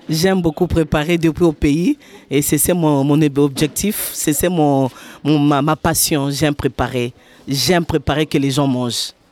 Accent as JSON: {"language": "French", "country": "Republic of the Congo", "also_born_or_lived": "Lachine, Montreal", "moved": "as an adult", "lives_now": "Montreal, Canada", "said": "Oh, ça fait aujourd'hui troisième mois. Je suis arrivée au Jeki du Congo, Congo-Brazzaville."}